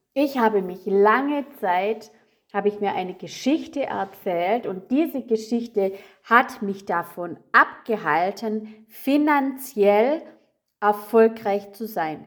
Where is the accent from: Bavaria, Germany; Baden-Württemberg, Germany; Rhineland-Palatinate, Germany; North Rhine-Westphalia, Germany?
Baden-Württemberg, Germany; Rottweil; moved away; also born or lived in Munich; Denn 2012 sind wir von München in meinen Geburtsort gezogen, also Rottweil.